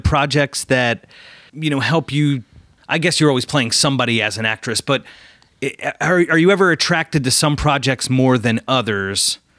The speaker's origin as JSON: {"language": "English", "town": "Philadelphia", "region": "Pennsylvania", "country": "United States", "tie": "born or raised there", "said": "we're proudly Philadelphian, you know, we're both, both born, raised and reside in Philly."}